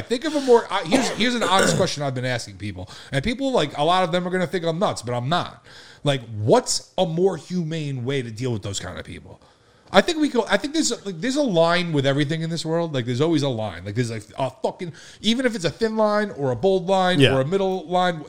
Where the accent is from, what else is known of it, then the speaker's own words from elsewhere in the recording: Long Island, New York, United States; we're from Long Island